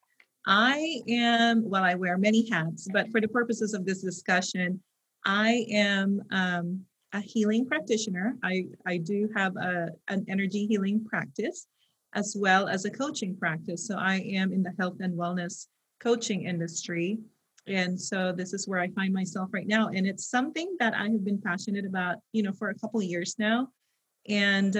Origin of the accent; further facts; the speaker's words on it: Philippines; moved away as an adult; also born or lived in United States; now in California, United States; I was born and raised in the Philippines. So I spent half of my life there and I pretty much grew up in poverty.